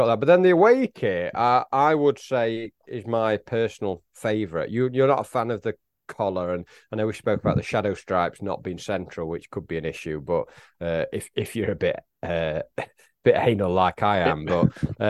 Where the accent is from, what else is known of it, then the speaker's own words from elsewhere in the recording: Warrington, North West England, United Kingdom; grew up in Warrington.